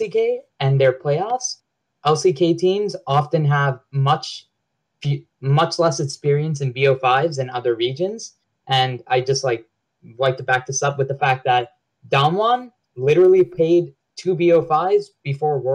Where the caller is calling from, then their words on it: Long Island, New York, United States; I'm calling from Long Island, New York